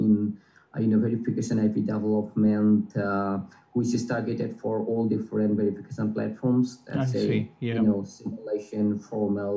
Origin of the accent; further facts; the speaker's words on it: Assam, India; Growing up in Assam, I always wanted to be an electronics engineer.